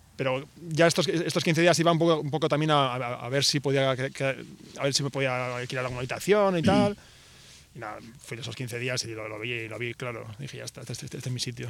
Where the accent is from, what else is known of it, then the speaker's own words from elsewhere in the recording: Vitoria-Gasteiz, Basque Country, Spain; yo, soy de Vitoria, que es una ciudad muy pequeñita de País Vasco